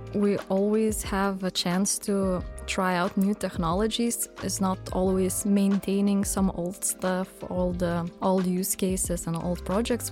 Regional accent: Vilnius, Vilnius County, Lithuania; I'm from Lithuania, Vilnius.

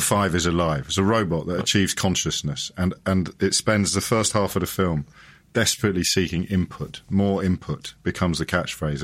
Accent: Kidderminster, West Midlands, United Kingdom; I grew up in Kidderminster

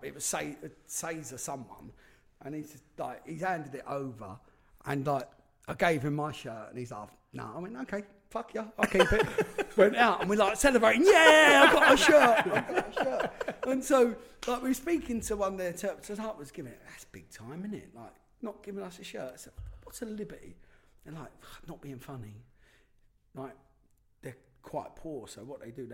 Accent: London, United Kingdom; I'm from London

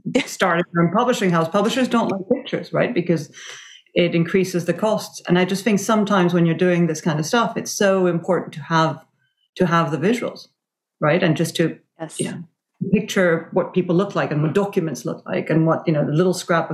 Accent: Venezuela; I grew up in Venezuela in the 70s and 80s

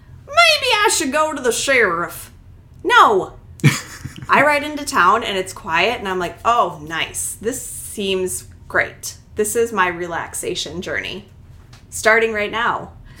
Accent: Wisconsin, United States; I'm from Wisconsin. That's just how I sound.

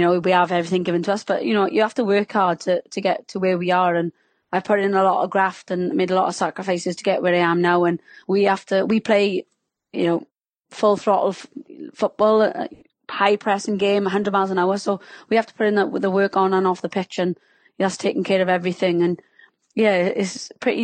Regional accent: Wales, United Kingdom; accent: Welsh; can you tell I'm Welsh by my subtle accent

